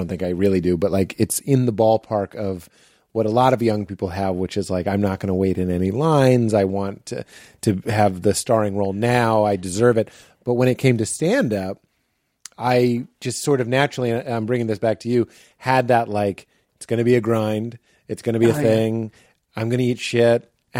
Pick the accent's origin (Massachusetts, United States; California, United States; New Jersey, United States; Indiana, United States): Massachusetts, United States; Lexington; also born or lived in Melrose / Cambridge; My dad's from Somerville. My mom's from Southie, and they moved to Melrose and then Lexington. And that's where I grew up.